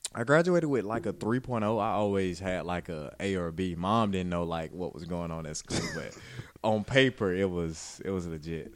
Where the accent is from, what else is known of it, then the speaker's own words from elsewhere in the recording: Butler, Alabama, United States; moved away; I'm from Alabama, from Butler, Alabama. So a very small town.